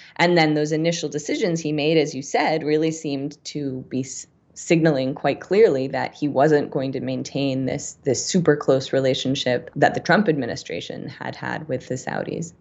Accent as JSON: {"language": "English", "country": "United States", "said": "as an American"}